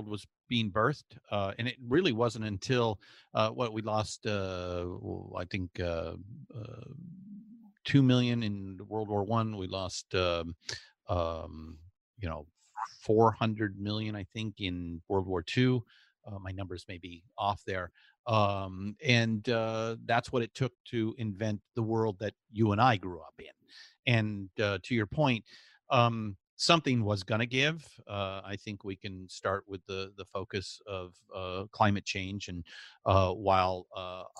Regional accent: Southern California, United States; growing up in Southern California

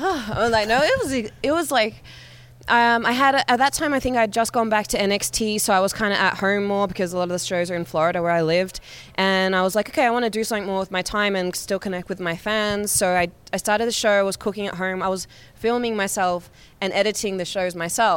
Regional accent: Australia; because I haven't really seen it, even though I'm from Australia.

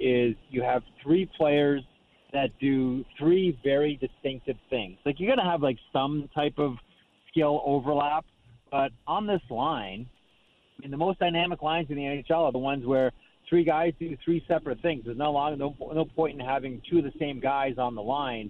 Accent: Canada; as a Canadian

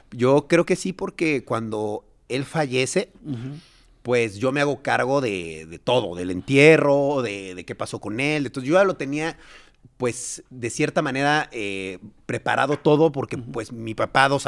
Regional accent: Mexico; Sí, sí, sí, pero yo sí soy nacido mexicano, todo mexicano.

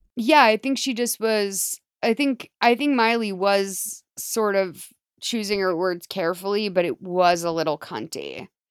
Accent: Massachusetts, United States; I'm from Massachusetts, technically

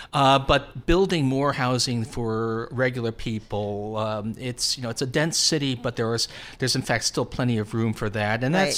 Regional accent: Long Island, New York, United States; I'm a bull, and you know I grew up in this on Long Island.

